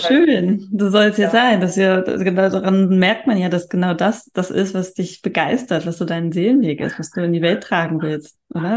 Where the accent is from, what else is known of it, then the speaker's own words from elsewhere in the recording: Hamburg, Germany; Ich komme aus Hamburg